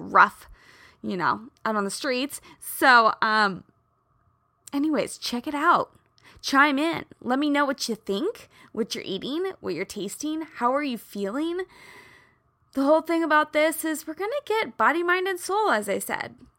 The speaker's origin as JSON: {"language": "English", "region": "Midwest", "country": "United States", "tie": "born or raised there", "said": "I grew up in the Midwest"}